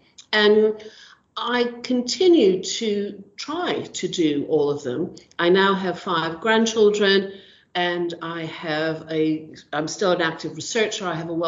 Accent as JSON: {"language": "English", "country": "United States", "moved": "as an adult", "lives_now": "United Kingdom", "said": "my career started really in the early 80s when I came over from America to do a master's here in the UK at the University of London"}